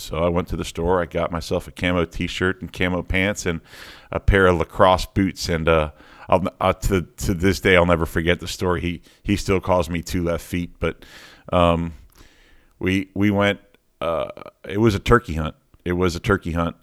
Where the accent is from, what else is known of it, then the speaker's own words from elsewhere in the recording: Miami, Florida, United States; I was born and raised in Miami, in a little, little part of Miami called Kendall Lakes